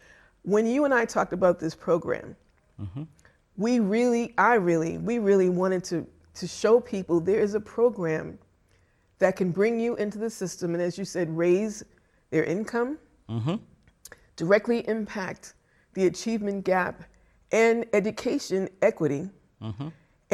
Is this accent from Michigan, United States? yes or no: no; Boston, Massachusetts, United States; So I grew up in Boston. I attended Boston Public Schools.